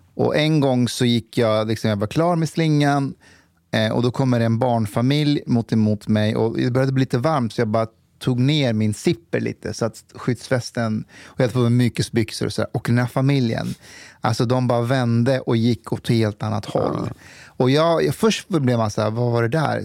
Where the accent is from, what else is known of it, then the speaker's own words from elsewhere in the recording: Stockholm, Stockholm County, Sweden; som stockholmare